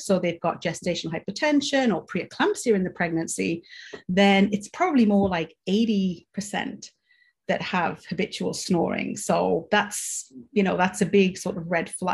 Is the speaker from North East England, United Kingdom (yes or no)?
yes; Newcastle upon Tyne, North East England, United Kingdom; moved away as an adult; now in Michigan, United States; I'm from the UK, as you can probably tell. I'm from Newcastle originally